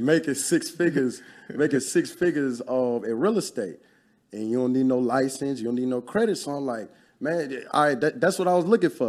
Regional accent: Baton Rouge, Louisiana, United States; also born or lived in New Orleans / Lafayette; I'm originally from Louisiana, born in New Orleans. That's where a lot of my family lineage come from.

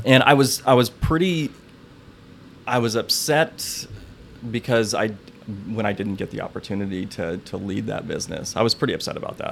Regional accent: Electric City, Washington, United States; I grew up in Electric City, Washington.

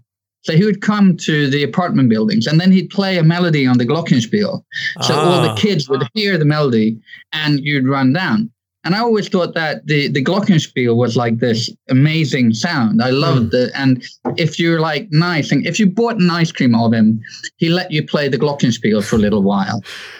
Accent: Hong Kong; born there; Well, my first memories of music is kind of easy because as I was born in Hong Kong

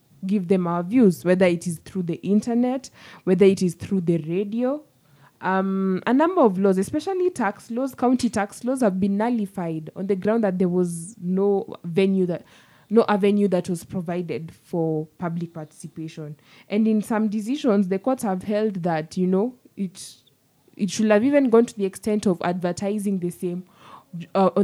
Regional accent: Kenya

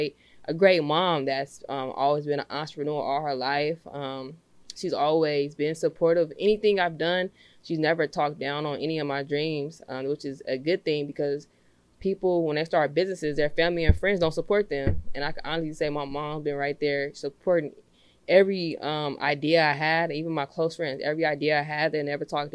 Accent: Los Angeles, California, United States; I'm from Los Angeles, California. I'm from the Crenshaw District. So growing up in that environment

